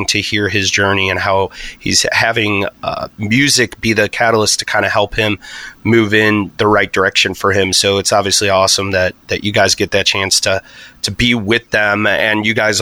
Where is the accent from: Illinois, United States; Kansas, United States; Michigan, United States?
Illinois, United States; Chicago; moved away; I'm actually originally from Chicagoland area